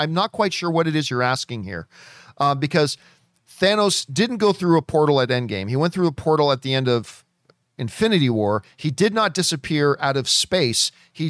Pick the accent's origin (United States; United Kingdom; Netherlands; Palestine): United States; New York; I was born and raised in Washington Heights, New York. My family is from the Dominican Republic